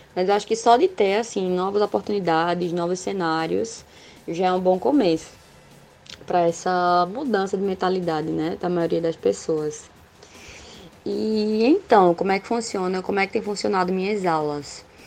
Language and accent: Portuguese; Caruaru, Pernambuco, Brazil; sou aqui de Caruaru, PE. Forrozeira nata